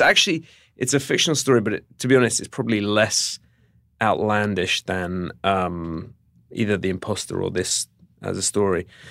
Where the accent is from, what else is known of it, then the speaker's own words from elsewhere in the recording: United Kingdom; as a Brit